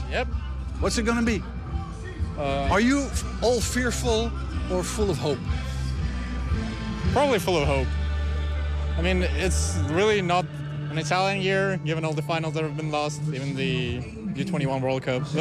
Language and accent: Dutch; Overijssel, Netherlands; Maar we kunnen wel oranje-blauw zijn. Maar we komen allemaal uit Tukkeland, dus het is allemaal